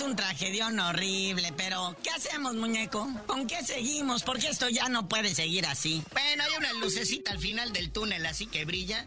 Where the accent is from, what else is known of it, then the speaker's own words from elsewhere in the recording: Mexico; A los mexicanos de corazón y de sangre